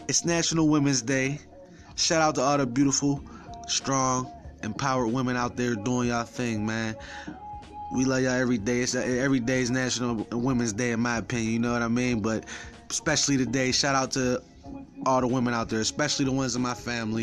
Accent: Pittsburgh, Pennsylvania, United States; I'm from Pittsburgh.

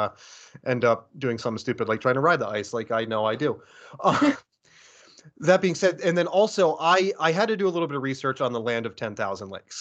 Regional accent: United States; moved away as an adult; also born or lived in New York / Boston; now in Duluth, United States; I grew up near Philadelphia and then moved between New York and Boston

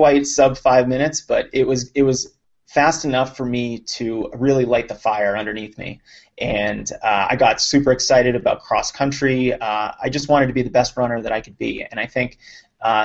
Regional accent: Lexington, Massachusetts, United States; I grew up outside of Boston in a town called Lexington

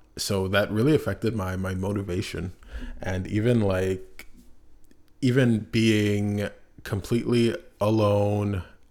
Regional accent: Montreal, Quebec, Canada; And myself, I was born in Canada, born in Montreal, Canada.

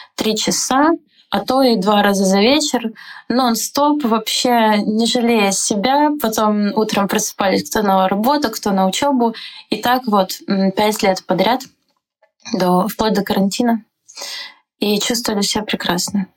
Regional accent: Donetsk, Donetsk Oblast, Ukraine; moved away as an adult; now in Prague, Czechia; Я из Донецка

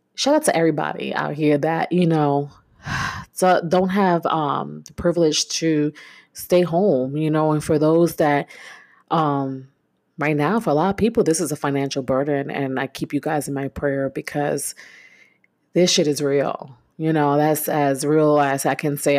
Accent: New York, United States; moved away; I'm originally from New York

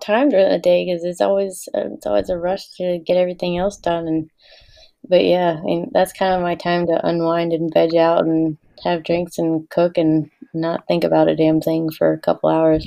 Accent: the South, United States; I was raised in the South by two total Yankees. My parents are from Maine and New York

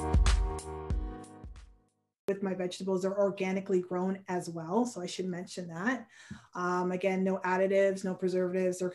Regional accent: Hamilton, Ontario, Canada; born and raised in Hamilton, Ontario.

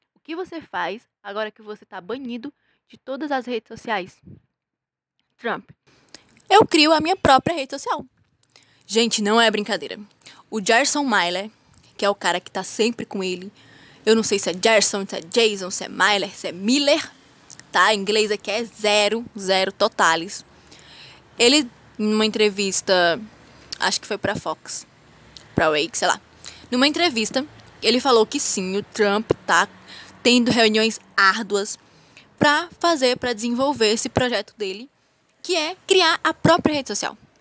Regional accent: Brazil; nós somos brasileiros

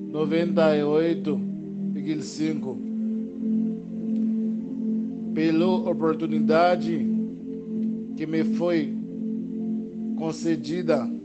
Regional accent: Haiti; Portuguese is a second language; moved away as an adult; also born or lived in São Paulo, Brazil; now in Santo Ângelo, Brazil; Eu sou do Haiti. Eu venho aqui Brasil no ano 2017. Quando eu venho, eu entrei lá Manaus primeiro dia. Depois saiu de Manaus

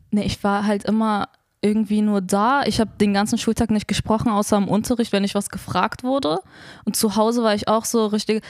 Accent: Berlin, Germany; ich bin in Neukölln geboren und aufgewachsen, lebe dort immer noch

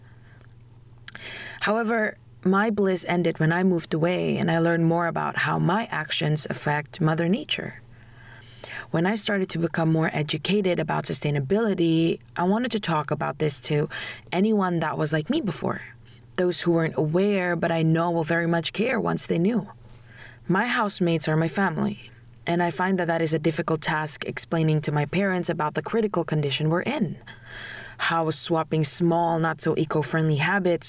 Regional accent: Indonesia; moved away; I came from Indonesia

